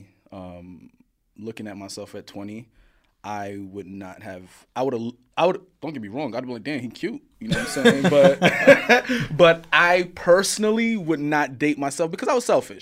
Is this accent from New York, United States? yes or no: yes; New York City, New York, United States; I grew up in Coney Island, Brooklyn, Coney Island.